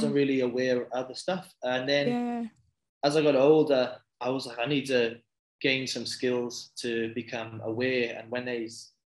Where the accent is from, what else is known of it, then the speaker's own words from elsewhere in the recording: Bridgend, Wales, United Kingdom; moved away as an adult; now in Australia; So I'm originally from Wales. It's a little town in Wales called Bridgend in the UK.